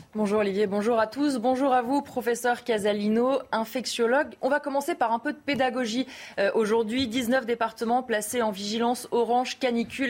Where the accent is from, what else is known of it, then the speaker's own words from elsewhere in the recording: France; Chez nous, en France